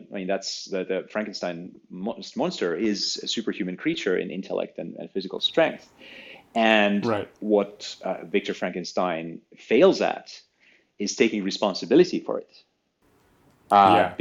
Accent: Finland; I found it in my school little school library. Growing up in Finland

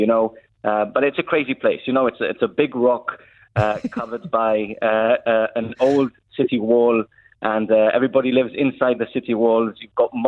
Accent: Gibraltar; We definitely think of us as British

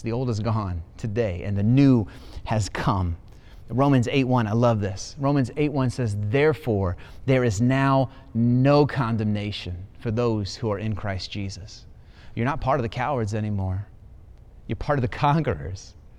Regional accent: Ohio, United States; moved away; I'm an Ohio boy. I was born in Ohio, lived so many years in Ohio

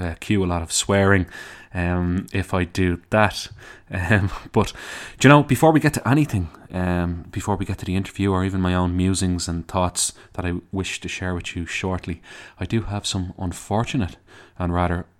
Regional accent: Dublin, Leinster, Ireland; accent: Dublin; my Dublin accent

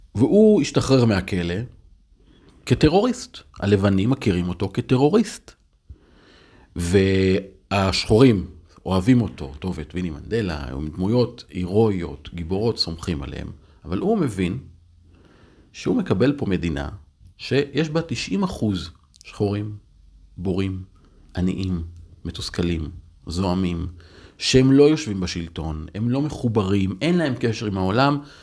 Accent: Upper Galilee, Northern District, Israel; now in Tel Aviv, Israel; פינו את קיבוץ דפנה, פינו את שער ישוב, פינו את הגושרים, זה אזורים שגדלתי בהם

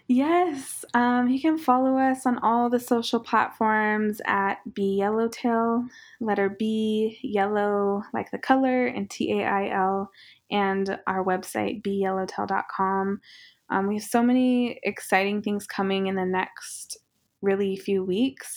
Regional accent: Northern Cheyenne Reservation, Montana, United States; now in Los Angeles, United States; one gas station on our reservation, um, Northern Cheyenne Reservation

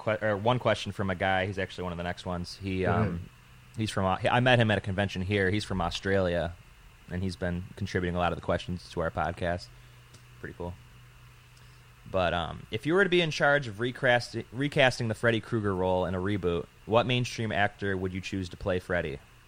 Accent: Buffalo, New York, United States; we're from Buffalo, New York, and that's about a six-hour drive from us.

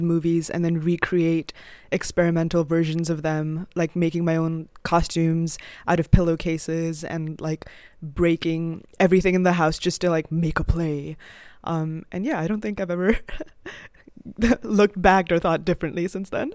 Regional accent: India; now in Chicago, United States; I grew up in India

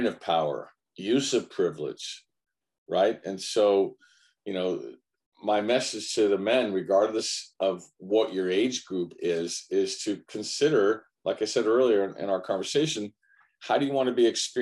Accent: United States; I'm an American, Italian American

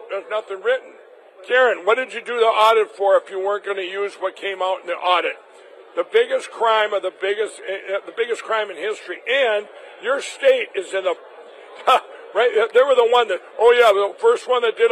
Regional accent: Minnesota, United States; Minnesota, my home state

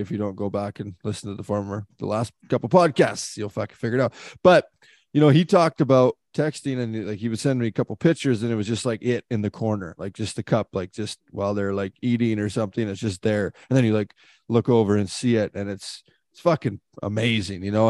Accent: Canada; as a Canadian kid

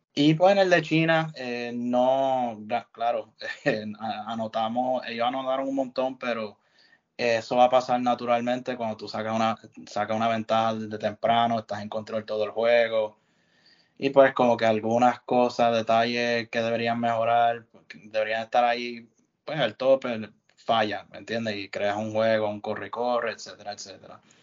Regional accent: Puerto Rico; somos de Puerto Rico

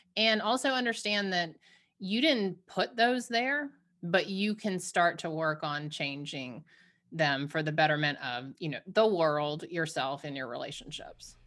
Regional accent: Savannah, Georgia, United States; growing up in the South, um, in Savannah

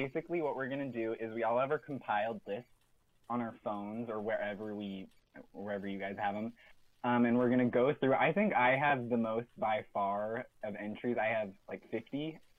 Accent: California, United States; born or raised there

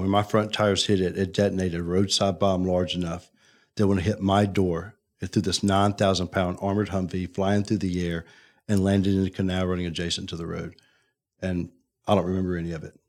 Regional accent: Birmingham, Alabama, United States; I'm I'm from Birmingham, grew yeah. up here, born and raised.

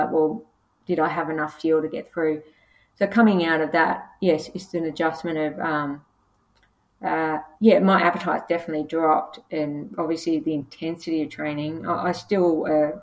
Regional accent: Casino, New South Wales, Australia; moved away; also born or lived in Gold Coast; I was born in Casino, which is the beef capital of Australia, we have beef wheat cream and we used to have breakfast with the butchers when I was a kid.

